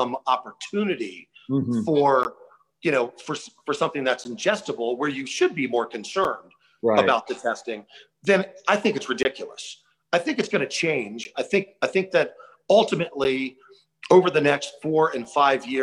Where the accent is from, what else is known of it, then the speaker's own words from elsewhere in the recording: Tampa, Florida, United States; I grew up in the South in Tampa